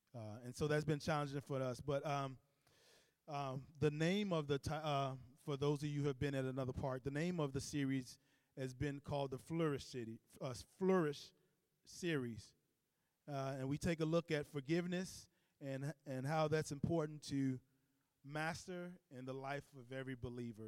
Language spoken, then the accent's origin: English; Chicago, Illinois, United States; I grew up in Cabrini Green